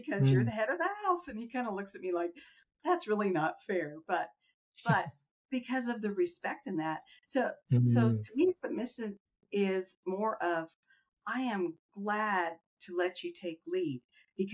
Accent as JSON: {"language": "English", "country": "Iran", "tie": "born or raised there", "moved": "yes", "said": "growing up in Iran"}